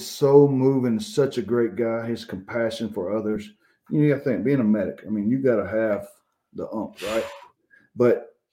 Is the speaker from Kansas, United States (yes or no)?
no; Georgia, United States; I grew up here in Georgia. I never had to leave Georgia to go fish nice lakes or rivers.